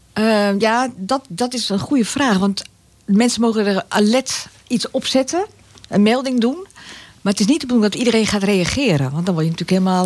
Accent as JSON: {"language": "Dutch", "town": "Egmond-Binnen", "region": "North Holland", "country": "Netherlands", "tie": "born or raised there", "also_born_or_lived": "Zaandam", "moved": "yes", "lives_now": "Laren, Netherlands", "said": "Ik ben geboren in Zandam. Ik ben opgegroeid in Egmond en dan Egmond binnen. Dus daar ligt mijn jeugd"}